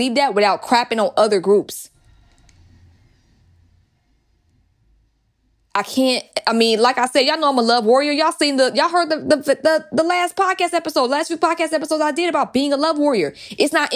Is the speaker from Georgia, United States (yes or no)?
yes; Atlanta, Georgia, United States; growing up in Atlanta